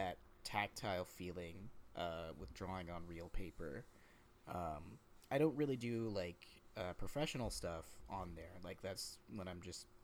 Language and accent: English; Georgia, United States; moved away as an adult; also born or lived in Puerto Rico / Florida; now in Canada; Georgia, which is what I consider where I grew up. Where I grew up in Georgia.